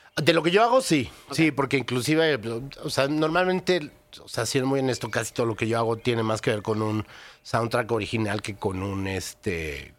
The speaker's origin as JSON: {"language": "Spanish", "country": "Mexico", "said": "nosotros como mexicanos que vivimos la realidad"}